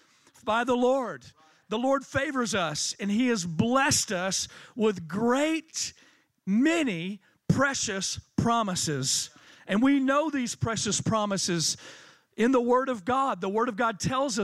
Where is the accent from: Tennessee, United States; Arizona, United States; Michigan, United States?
Tennessee, United States; I'm from Tennessee